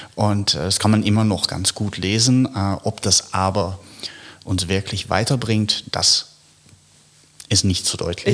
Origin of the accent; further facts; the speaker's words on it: Netherlands; moved away as an adult; also born or lived in United States / Paris; now in Berlin, Germany; ich stamme aus den Niederlanden